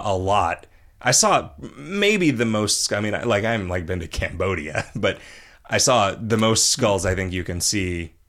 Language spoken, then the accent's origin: English; United Kingdom; Being a Brit with a francophilic father, I've seen pretty much everything Paris has to offer